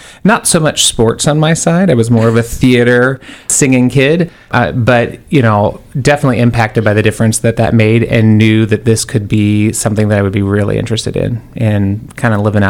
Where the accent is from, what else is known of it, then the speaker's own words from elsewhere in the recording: Maryville, Missouri, United States; also born or lived in Columbia, Missouri; So I began in Maryville, Missouri. That's what I call my hometown.